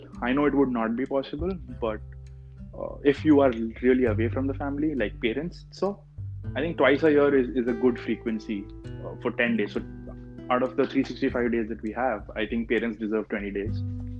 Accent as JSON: {"language": "English", "region": "North India", "country": "India", "moved": "yes", "said": "Okay, we come from North India, so we're still used to a little bit of cold"}